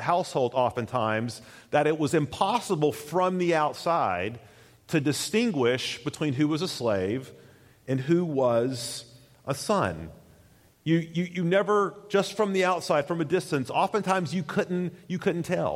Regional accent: United States; as Americans

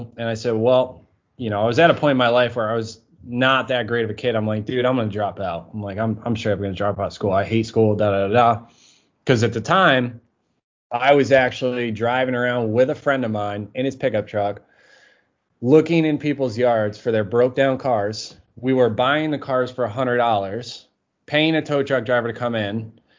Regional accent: Massachusetts, United States; Yeah, so originally I lived in Massachusetts. I was kind of moved all over the place.

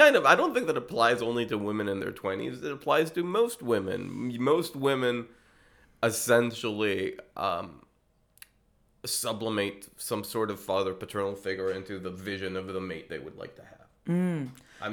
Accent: Israel; moved away as an adult; also born or lived in United States; now in Germany; I grew up in Israel, but I moved in 2009 to the States, and then I moved in 2016 to Germany.

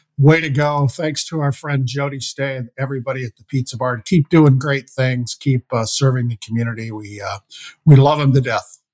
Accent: Iowa, United States; now in Minnesota, United States; my home state of Iowa

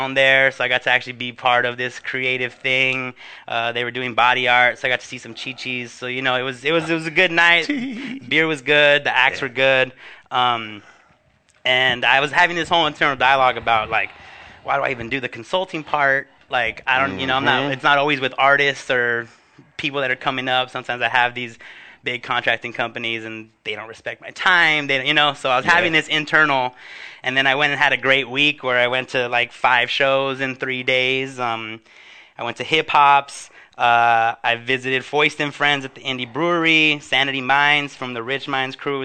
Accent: Huntington Park, California, United States; my hometown of Huntington Park

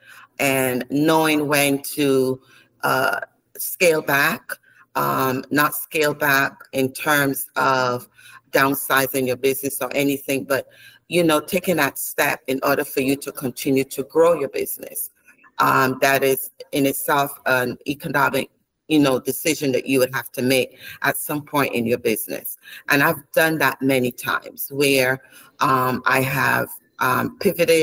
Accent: Barbados; also born or lived in Saint Lucia; born in St. Lucia, but raised in Barbados

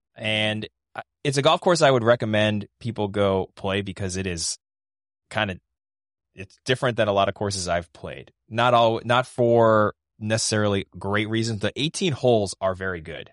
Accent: Boston, Massachusetts, United States; as a Bostonian

